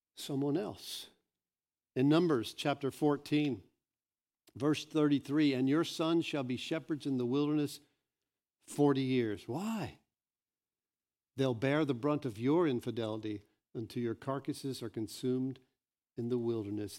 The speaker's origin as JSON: {"language": "English", "country": "United States", "said": "I'm American."}